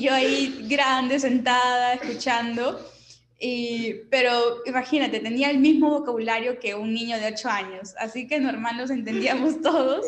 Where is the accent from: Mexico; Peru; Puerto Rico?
Peru; Ica; also born or lived in Michigan, United States; yo que vengo de Ica, literal un desierto